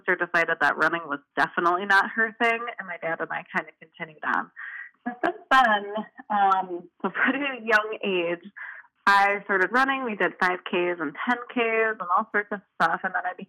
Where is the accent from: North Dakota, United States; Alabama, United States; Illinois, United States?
Illinois, United States; Chicagoland suburbs; moved away as an adult; now in Milwaukee, United States; I am originally from the Chicagoland suburbs, and then I went to Marquette and then stayed in Milwaukee ever since